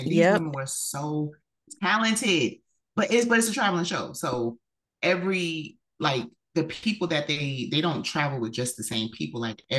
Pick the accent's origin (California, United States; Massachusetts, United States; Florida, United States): Florida, United States; I'm from Florida, but I'm not one of the crazies. Yes, I was born and raised.